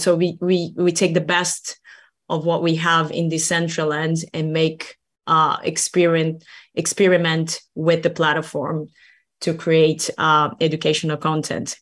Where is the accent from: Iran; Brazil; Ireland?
Brazil; now in Helsinki, Finland; I'm, I'm from Brazil originally